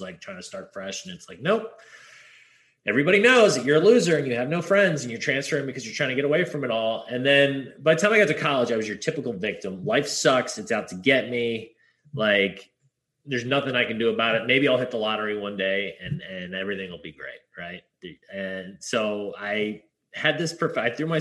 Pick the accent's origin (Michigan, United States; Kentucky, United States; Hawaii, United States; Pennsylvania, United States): Hawaii, United States; also born or lived in Pasadena, California; I was born in Pasadena, California, they're like, "Hey, where should we live? Like, Hawaii sounds good."